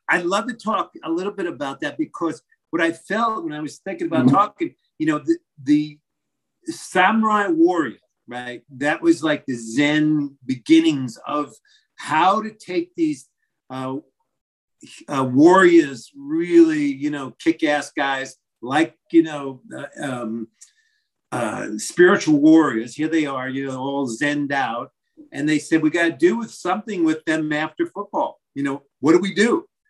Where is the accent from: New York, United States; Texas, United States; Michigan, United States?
New York, United States; Massapequa; moved away; Grew up in Long Island, Massapequa